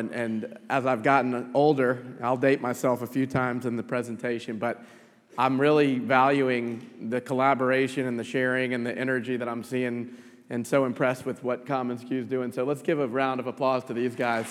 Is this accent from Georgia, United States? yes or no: yes; Atlanta, Georgia, United States; I was born and raised in Atlanta